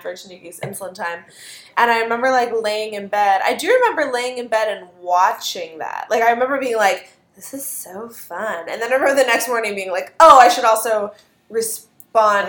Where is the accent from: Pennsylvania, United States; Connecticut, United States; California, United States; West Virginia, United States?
Pennsylvania, United States; Pittsburgh; I'm from Pittsburgh